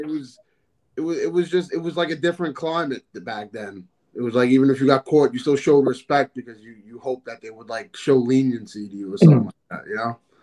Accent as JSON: {"language": "English", "town": "New York City", "region": "New York", "country": "United States", "tie": "born or raised there", "also_born_or_lived": "Sheepshead Bay, Brooklyn, New York", "said": "I moved out to Staten Island when I was like 12 years old"}